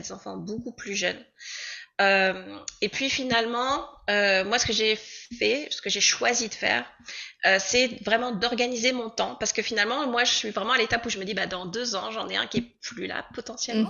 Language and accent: French; Normandy, France; moved away as an adult; now in Comox, Canada; je viens de France, plus précisément de Normandie. Et puis, bah, désormais, en fait, j'habite à Comox, sur l'île de Vancouver